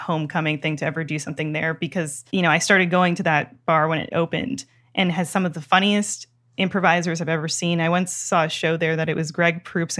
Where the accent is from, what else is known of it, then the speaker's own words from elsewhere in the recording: Toronto, Ontario, Canada; now in United States; I grew up in Toronto.